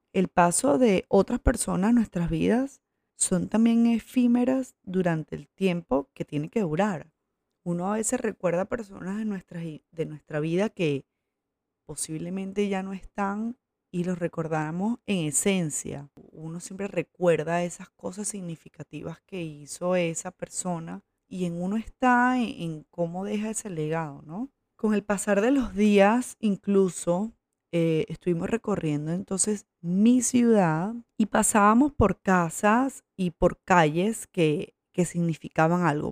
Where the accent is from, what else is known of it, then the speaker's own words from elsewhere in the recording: Coro, Falcón, Venezuela; moved away as an adult; also born or lived in Maracaibo / Valencia; Pero me crié aquí, o sea, de aquí es toda mi familia. Aquí me crié y hasta el, colegio